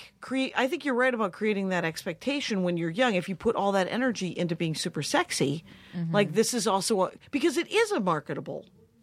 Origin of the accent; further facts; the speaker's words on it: Wisconsin, United States; we're from Wisconsin.